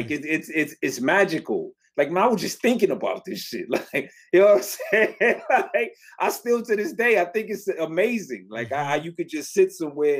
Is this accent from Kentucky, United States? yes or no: no; Detroit, Michigan, United States; I grew up down the street from it. I was born across the street from it